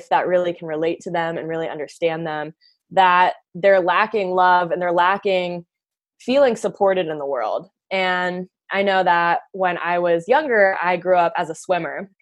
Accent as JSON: {"language": "English", "town": "Leesburg", "region": "Virginia", "country": "United States", "tie": "born or raised there", "said": "I grew up in Leesburg, Virginia, so a little tiny town outside of Washington, D.C."}